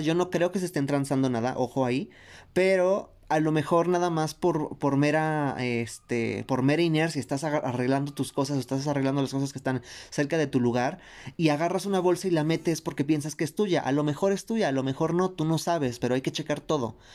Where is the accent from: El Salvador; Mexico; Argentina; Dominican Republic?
Mexico; nosotros como mexicanas